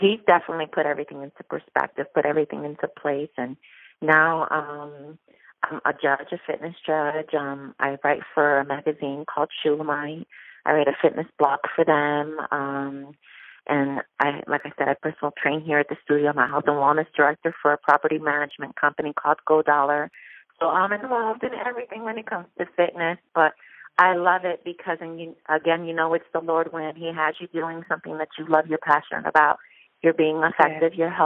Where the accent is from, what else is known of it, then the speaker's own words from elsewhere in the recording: New York, United States; now in Orlando, United States; I'm originally from New York. I'm Puerto Rican, and I've been living here in Orlando, Florida for about 23 years